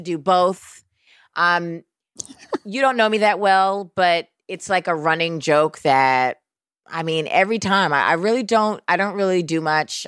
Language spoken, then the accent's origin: English; New York City, New York, United States; I am a New Yorker